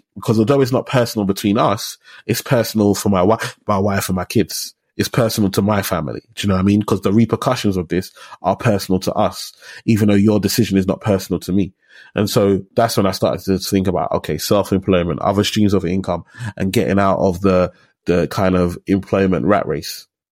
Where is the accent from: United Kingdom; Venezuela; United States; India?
United Kingdom; London; I grew up in Tower Hamlets. I was born in Whitechapel. So I'm from Tower Hamlets.